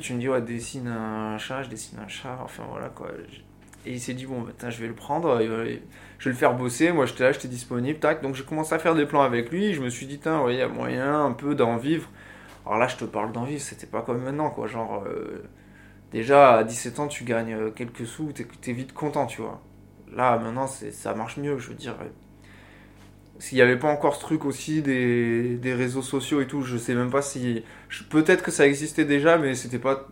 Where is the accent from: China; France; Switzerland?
France; Rochessadoule, Occitania; moved away as an adult; also born or lived in Bessèges / Brussels, Belgium; now in Marseille, France; j'ai grandi à Roche-Sadoul